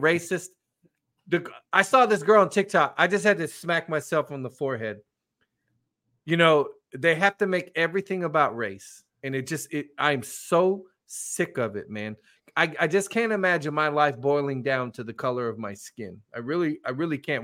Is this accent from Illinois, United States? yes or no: no; California, United States; moved away; I grew up in California